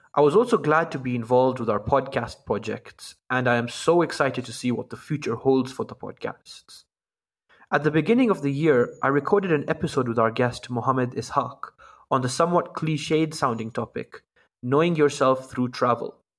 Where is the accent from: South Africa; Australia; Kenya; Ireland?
Kenya; I'm from Kenya